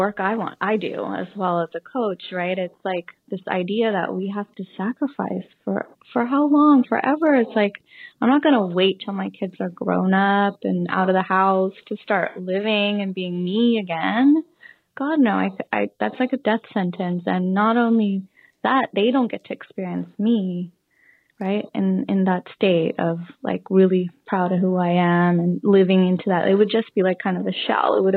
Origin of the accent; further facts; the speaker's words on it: San Francisco Bay Area, California, United States; moved away as an adult; now in Portugal; growing up in the Bay Area, San Francisco Bay Area